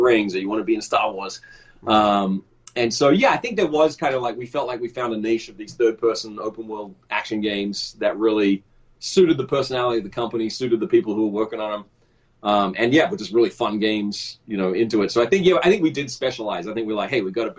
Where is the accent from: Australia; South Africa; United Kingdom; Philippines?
Australia; moved away as an adult; also born or lived in Los Angeles, United States; I grew up in Australia and I kind of came up through the Australian game industry